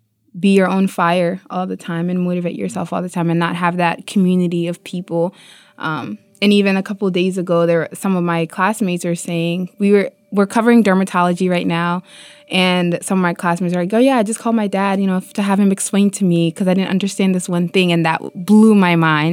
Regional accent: Mauritania; moved away; Yeah, I'm from Mauritania, a country in West Africa that's heavily poor.

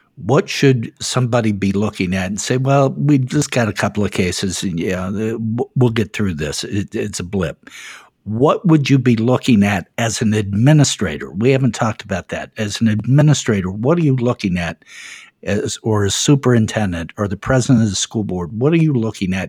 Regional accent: Ohio, United States; my home state here of Ohio

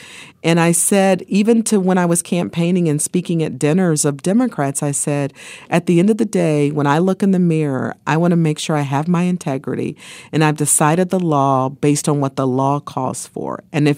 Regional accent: Ohio, United States; It's the thing where when I was growing up in Ohio, we had Stan Aronoff and Vern Rife, remember?

